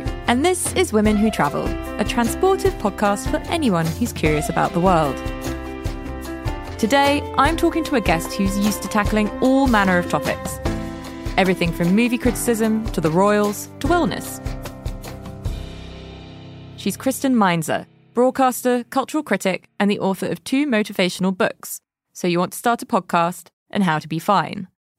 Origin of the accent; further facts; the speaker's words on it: United Kingdom; now in United States; having moved to the States from the UK